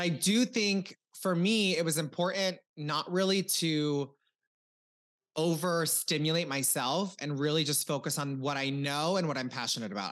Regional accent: Cozad, Nebraska, United States; moved away as an adult; also born or lived in Omaha, Nebraska; now in Los Angeles, United States; I am from Nebraska, a very small town, four thousand people

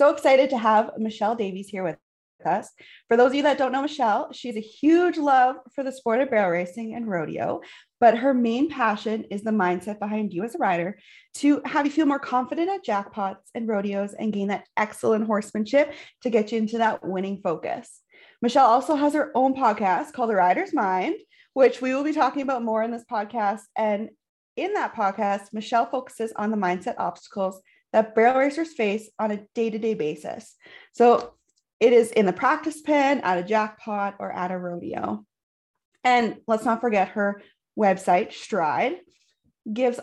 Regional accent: Canadian Prairies, Canada; We are two Canadian prairie ladies raising babies, riding horses, and living the country life

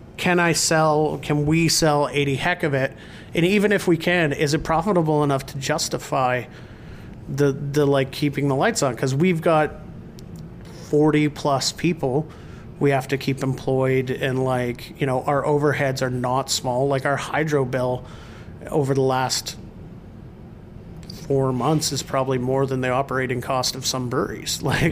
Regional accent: Rossland, British Columbia, Canada; moved away; my hometown, which is Rosslyn, BC

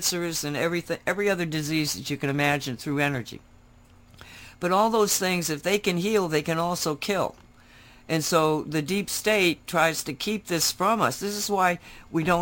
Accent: United States; we were proud Americans

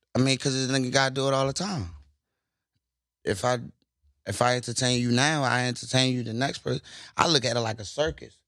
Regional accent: Baltimore, Maryland, United States; I'm from Baltimore

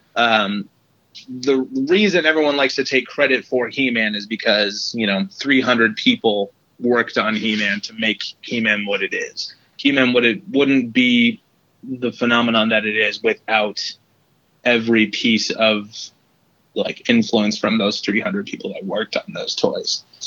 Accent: Detroit, Michigan, United States; moved away; I was born in Detroit originally

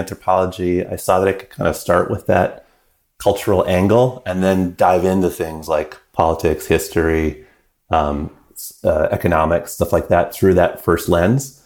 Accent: British Columbia, Canada; I was growing up in British Columbia

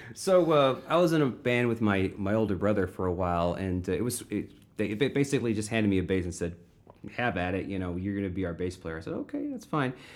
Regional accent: Florissant, Missouri, United States; I grew up in Florissant

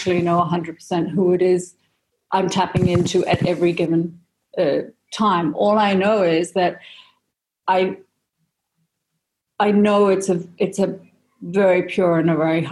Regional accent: Malaysia; moved away; also born or lived in Singapore / United Kingdom; I had a Danish mother, an Indian father. I grew up in Malaysia, but then I went to an international school in Singapore, and then I ended up in boarding school in the UK

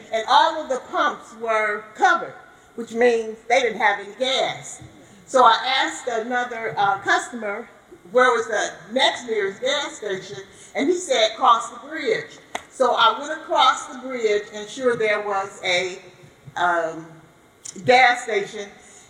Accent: Chicago, Illinois, United States; I'm from Chicago, Illinois.

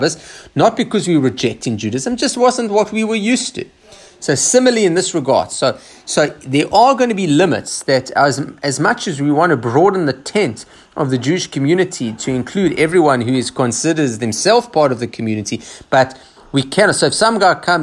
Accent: Australia; us traditional Jews in Australia

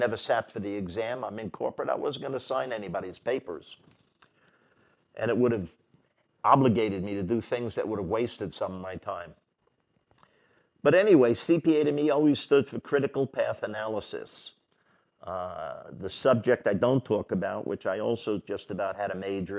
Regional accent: New York City, New York, United States; I grew up in New York City

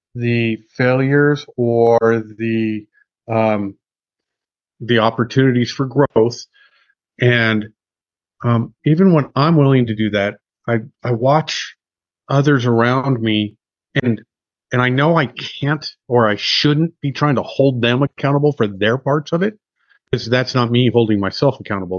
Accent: United States; I'm an American I've lived in America my whole life

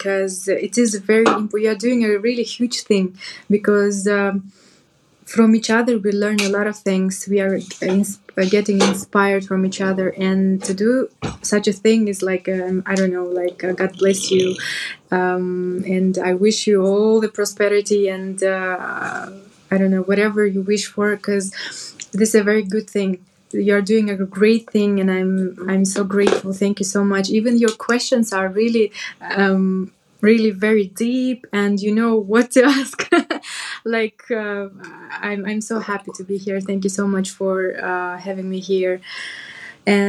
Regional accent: Kyrgyzstan; now in Dubai, United Arab Emirates; I'm from Kyrgyzstan

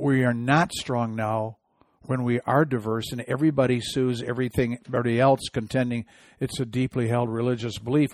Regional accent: Midwest, United States; I'm from the Midwest.

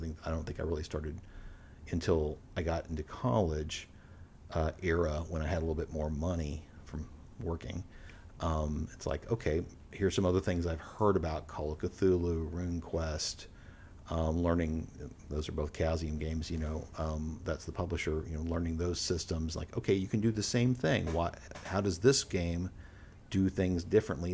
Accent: Houston, Texas, United States; We grew up in Houston

